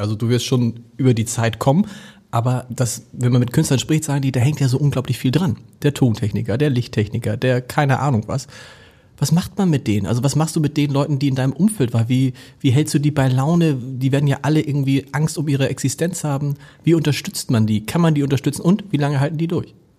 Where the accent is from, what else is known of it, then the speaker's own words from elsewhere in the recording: Hamburg, Germany; als Hamburger